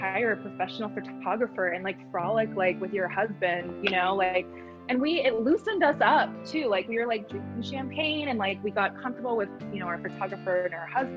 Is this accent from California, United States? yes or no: yes; Bay Area, San Francisco area, California, United States; now in Los Angeles, United States; I currently reside in Los Angeles, but I'm from the Bay Area, like San Francisco area